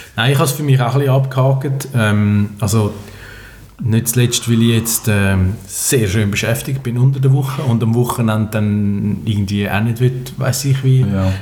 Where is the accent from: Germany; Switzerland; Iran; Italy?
Switzerland; als Schweizer